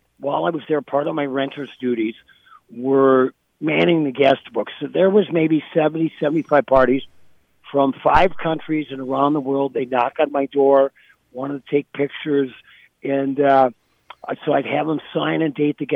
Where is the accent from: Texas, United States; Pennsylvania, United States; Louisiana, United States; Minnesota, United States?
Minnesota, United States; I live back up in Duluth now. I'm a lifelong Minnesotan